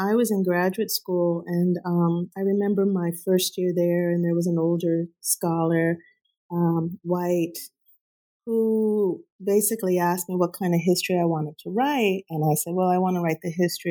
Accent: Huntington Park, California, United States; I grew up in Southeast LA, Huntington Park, California, Cuban parents

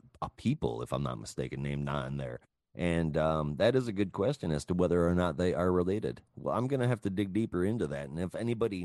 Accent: Michigan, United States; I grew up in Michigan. It's just part of my heritage

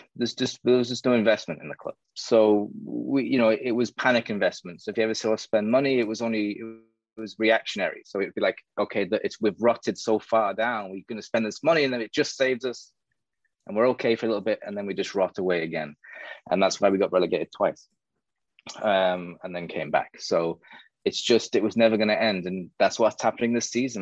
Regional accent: South Shields, North East England, United Kingdom; now in Miami, United States; I'm from South Shields, which is in the northeast of England, like 20 minutes from Newcastle. So I was born there, I grew up there.

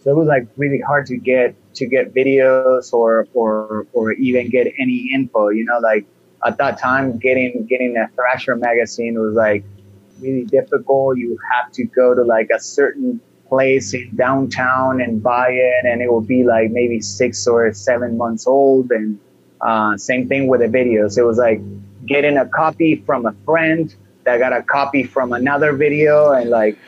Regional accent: Buenos Aires, Argentina; In Buenos Aires. I was born in April 23rd of 1977.

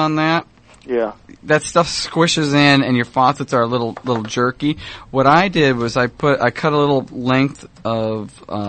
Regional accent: Orange County, California, United States; I grew up in Orange County.

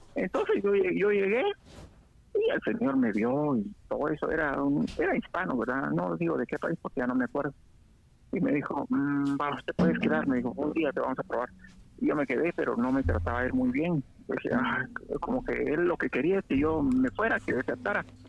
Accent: Quetzaltenango, Guatemala; accent: Mexican; moved away as an adult; also born or lived in Guatemala City; now in United States; yo nací en Sera y crecí en Sera casi toda, hasta los 20 años.

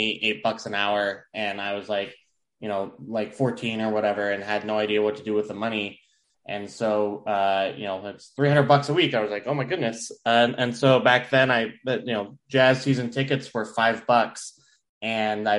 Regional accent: Riverton, Utah, United States; also born or lived in Murray, Utah; I grew up in Murray and then moved to Riverton when I was about 10.

